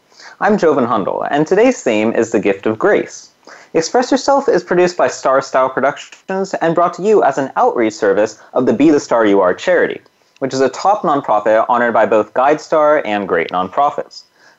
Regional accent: Punjab, India; So I come from Punjab, and so our most famous type of dance is called Bhangra.

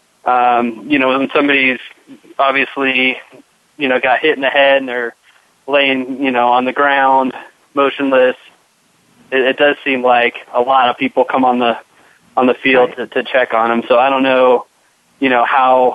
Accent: Orange County, California, United States; I grew up in Orange County, California

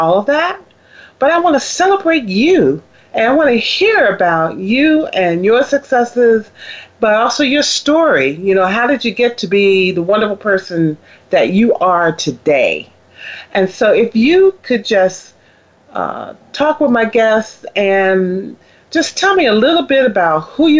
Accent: the North, United States; moved away; I grew up in the North, and when I went to school in the South as well

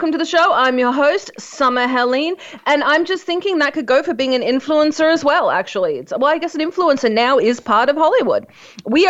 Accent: Australia; I'm Australian

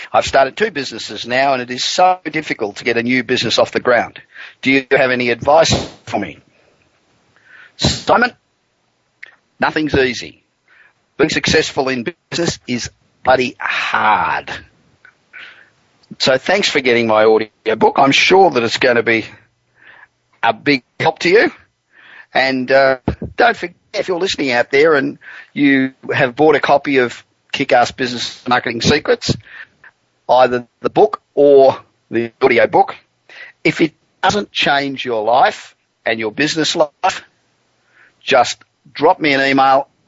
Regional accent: Los Angeles, California, United States; coming to you this week from my hometown of Los Angeles, where the weather is beautiful as usual now

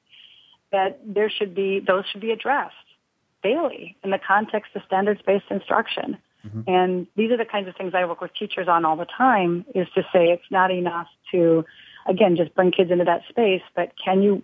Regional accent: Green Bay, Wisconsin, United States; I'm from Green Bay

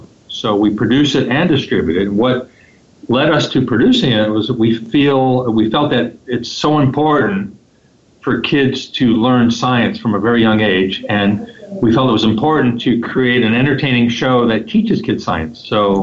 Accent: Los Angeles, California, United States; I am from Los Angeles, California. I have lived here my entire life.

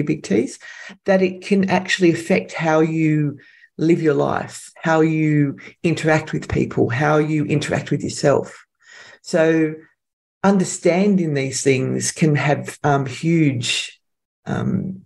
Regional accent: Sydney, New South Wales, Australia; I'm from Sydney, Australia

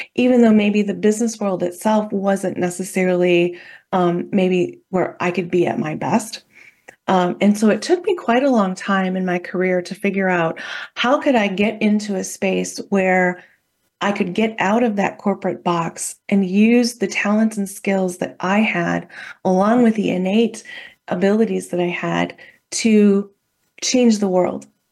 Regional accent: Midwest, United States; I grew up in the Midwest, uh, in a very, pretty small town

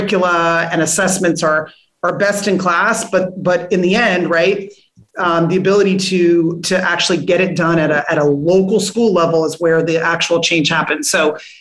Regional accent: California, United States; moved away as an adult; also born or lived in Newark; I'm from California, lived 3,000 miles away from my growing up family for almost 20 years

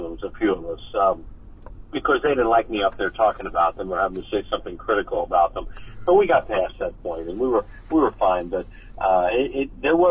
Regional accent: Newtown Square, Pennsylvania, United States; I grew up in Newtown Square in Delaware County

